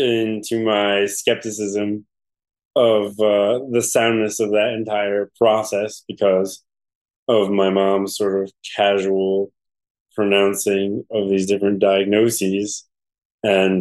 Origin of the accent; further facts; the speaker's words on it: New Haven, Connecticut, United States; I grew up in Westville in New Haven